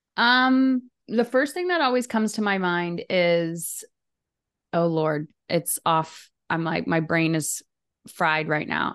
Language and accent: English; Windsor, Ontario, Canada; I'm in Ontario, in Windsor, right across the kind of river from Detroit. Uh, and I've been here my whole life.